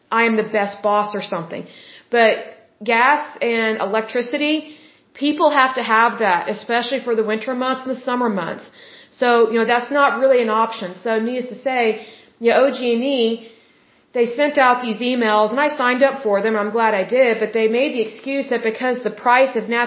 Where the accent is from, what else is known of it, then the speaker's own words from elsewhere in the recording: Oklahoma, United States; I love my home state. I was born here